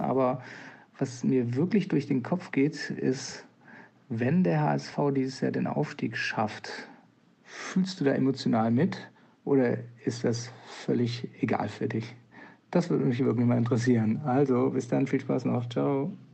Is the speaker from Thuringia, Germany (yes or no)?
no; Mümmelmannsberg, Hamburg, Germany; ich komme ja, wie gesagt, aus Müllmannsberg, ich bin bescheiden aufgewachsen